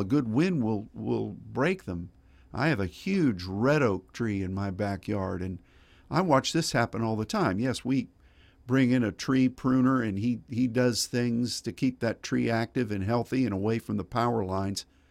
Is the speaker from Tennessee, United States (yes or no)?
no; Pittsburgh, Pennsylvania, United States; I grew up in Pittsburgh, and we had a lot of streams and creeks, and we had three rivers